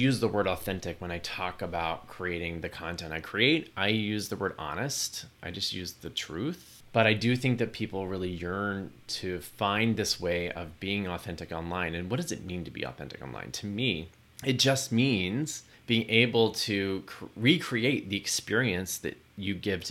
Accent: Texas, United States; moved away; also born or lived in New York; Growing up in Texas

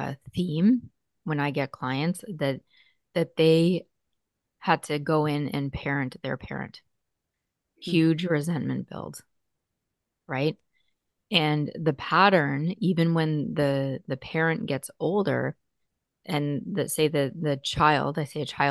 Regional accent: Burlington, Ontario, Canada; Yes, I'm … from Burlington.

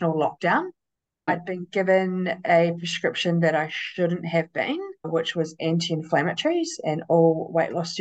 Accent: Christchurch, Canterbury, New Zealand; I am 42 from Christchurch, New Zealand

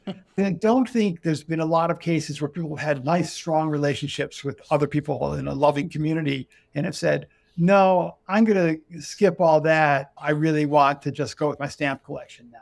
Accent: United States; I'm an American. I'm in America.

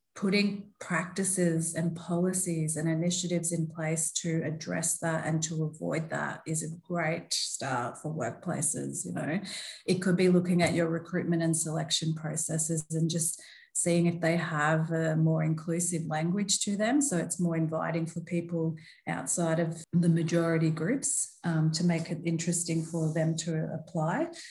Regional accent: Melbourne, Victoria, Australia; moved away as an adult; also born or lived in Brisbane / London; now in Gold Coast, Australia; I was born in Melbourne along with my three sisters, but I very much grew up in a Turkish household

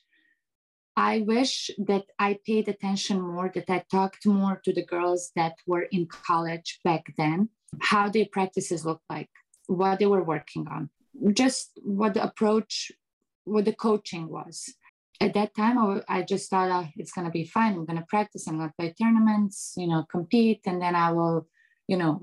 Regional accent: Bosnia & Herzegovina; English is a second language; now in United States; I grew up in Eastern Europe where it's more like, you know, strict

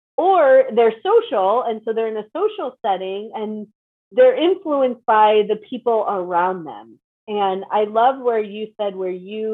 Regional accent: Chicago, Illinois, United States; Chicago, so I can relate, and I don't live in Chicago anymore for that reason.

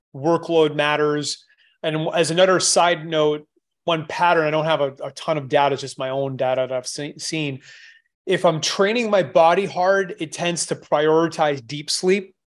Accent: Canada; moved away; I'm Canadian. I, I left a long time ago

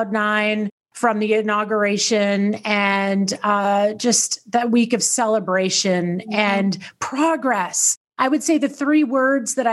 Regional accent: Tennessee, United States; I grew up in Tennessee

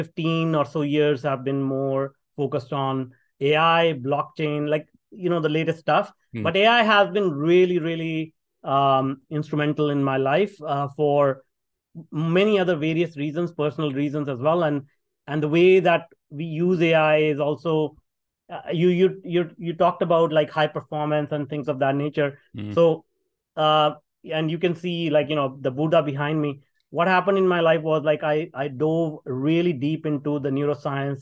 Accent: India; moved away; If people can tell from my accent, I grew up in India. And I grew up in a very small town.

